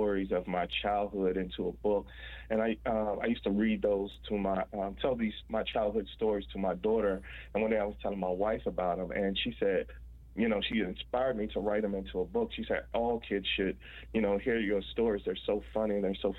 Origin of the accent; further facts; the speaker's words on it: Washington, District of Columbia, United States; I was born and raised in Washington, D.C.